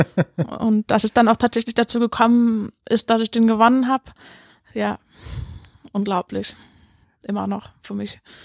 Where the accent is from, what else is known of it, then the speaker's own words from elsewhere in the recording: Cologne, North Rhine-Westphalia, Germany; moved away; Also ich bin ja in Köln tatsächlich aufgewachsen und meine Kindheit hat sich auch hier abgespielt